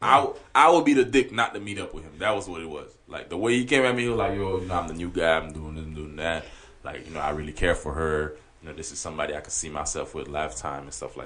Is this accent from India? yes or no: no; Haiti; first language Haitian Creole; English is a second language; moved away; I was born in Haiti.